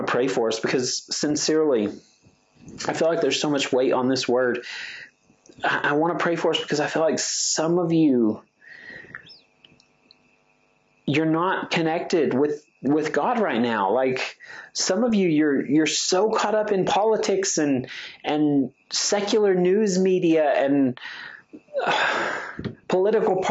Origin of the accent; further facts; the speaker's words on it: United States; I'm speaking as an American